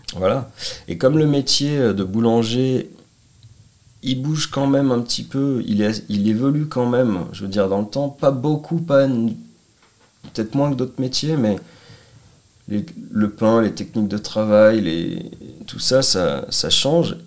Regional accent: Annecy, Auvergne-Rhône-Alpes, France; also born or lived in Lyon; je suis revenu euh, bah, dans ma terre natale, on va dire, Annecy

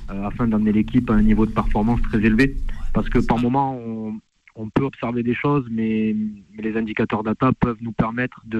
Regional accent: Lille, Hauts-de-France, France; born there; j'ai 34 ans et j'ai bougé dans pratiquement toute la France. Après, moi je suis né à Lille, si vous voulez tout savoir.

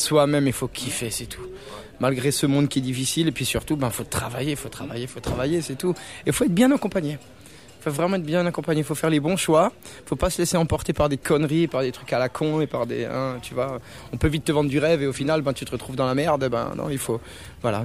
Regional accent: Cernay, Grand Est, France; on est de Cernay, près de Mulhouse

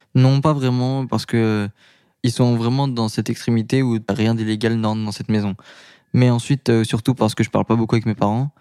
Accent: Paris, Île-de-France, France; je suis de Paris

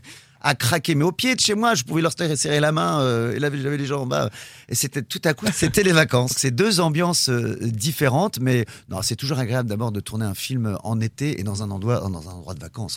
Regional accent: Normandy, France; je suis normand

